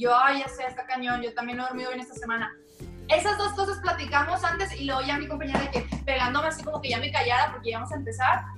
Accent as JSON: {"language": "Spanish", "town": "Monterrey", "region": "Nuevo León", "country": "Mexico", "said": "soy la única de Monterrey, de México"}